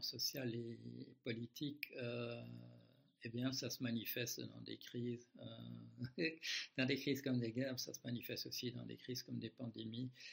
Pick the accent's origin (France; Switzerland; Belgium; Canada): Belgium; moved away as an adult; Beaucoup de gens croient que j'habite toujours en Belgique. Non, je l'ai quitté à l'âge de, à l'âge de 26 ans